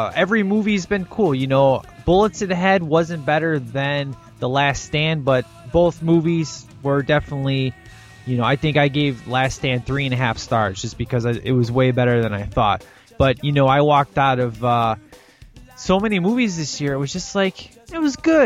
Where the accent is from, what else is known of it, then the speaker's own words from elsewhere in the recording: Illinois, United States; we're from Illinois.